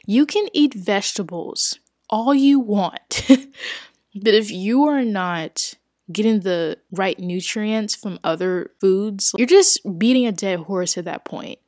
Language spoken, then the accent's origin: English; New Orleans, Louisiana, United States; I grew up in New Orleans, Louisiana